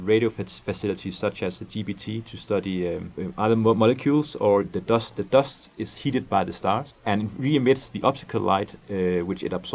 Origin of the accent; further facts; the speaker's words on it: Denmark; English is a second language; moved away as an adult; also born or lived in Scotland; now in California, United States; I'm from Denmark